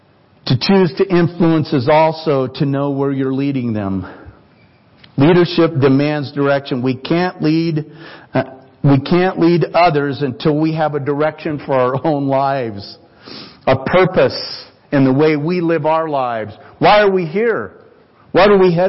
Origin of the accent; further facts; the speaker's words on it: United States; I was born in the United States of America